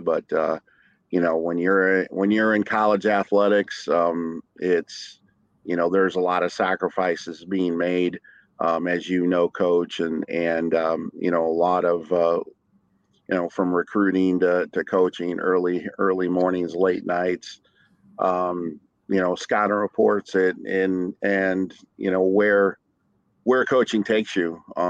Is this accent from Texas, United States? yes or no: no; Bowling Green, Ohio, United States; also born or lived in Toledo, Ohio; So born in Toledo. Was an orphan growing up, and was a ward of the state, if you will, and was in and out of foster homes, and at 3 years old, you know, a family from Bowling Green took me